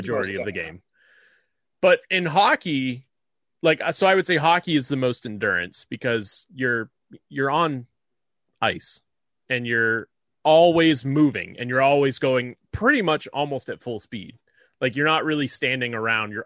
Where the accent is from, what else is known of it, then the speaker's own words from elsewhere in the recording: New England, United States; we're both from New England